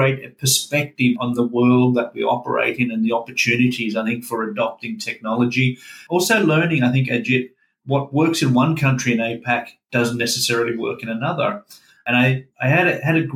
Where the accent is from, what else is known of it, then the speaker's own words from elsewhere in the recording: Melbourne, Victoria, Australia; also born or lived in Scandinavia / Asia Pacific; now in Sunshine Coast, Australia; I was born in Scandinavia, as the name may suggest, and moved with my parents a little bit, and we ended up in Melbourne in the early 1970s.